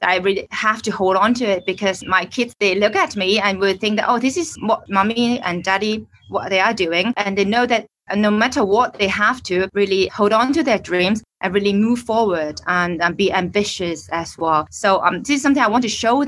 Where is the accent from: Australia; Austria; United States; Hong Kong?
Hong Kong; I'm from Hong Kong. I'm staying in Hong Kong